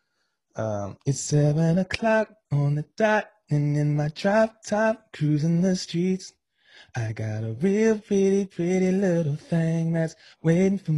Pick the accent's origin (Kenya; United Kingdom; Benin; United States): United States; Cincinnati, Ohio; also born or lived in Virginia; I grew up in Cincinnati. I was born in Cincinnati